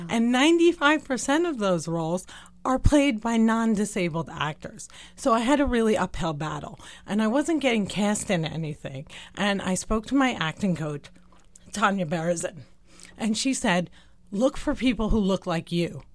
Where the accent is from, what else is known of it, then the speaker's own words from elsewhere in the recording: New Jersey, United States; also born or lived in West Bank / Deir Dibwan, Palestine; Born and raised in New Jersey